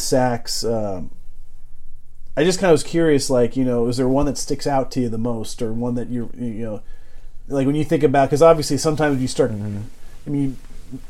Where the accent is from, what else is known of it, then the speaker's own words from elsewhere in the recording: San Diego, California, United States; moved away; I grew up in San Diego